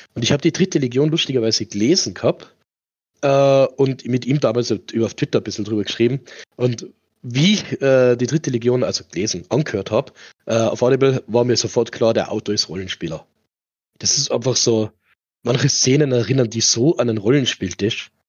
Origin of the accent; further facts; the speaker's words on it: Tyrol, Austria; bei uns in Tirol